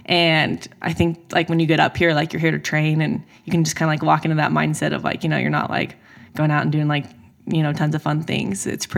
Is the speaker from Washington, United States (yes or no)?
yes; an hour south of Seattle, Washington, United States; also born or lived in Mississippi / Oregon; now in Florida, United States; I'm from just like an hour south of Seattle.